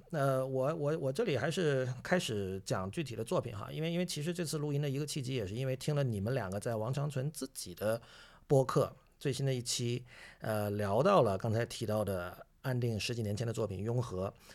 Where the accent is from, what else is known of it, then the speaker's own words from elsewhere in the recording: China; 我是中国人